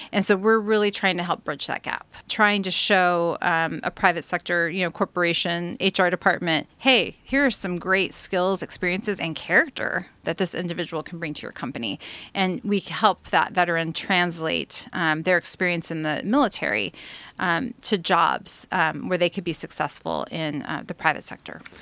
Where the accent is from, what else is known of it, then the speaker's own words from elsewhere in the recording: Santa Maria, California, United States; also born or lived in Orange County, California; I was actually born and raised in Santa Maria, California